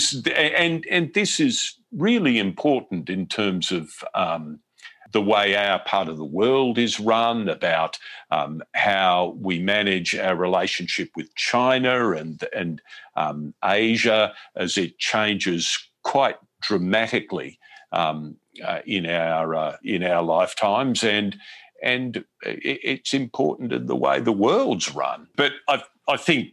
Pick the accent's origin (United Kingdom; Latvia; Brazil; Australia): Australia; moved away as an adult; now in United States